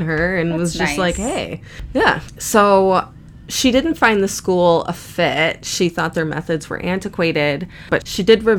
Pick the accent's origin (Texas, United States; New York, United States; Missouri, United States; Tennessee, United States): New York, United States; Buffalo; accent: almost a Canadian accent; I'm an American. I'm from Buffalo, New York, so I have basically almost a Canadian accent or whatever fucking drawl comes out of this part of the state.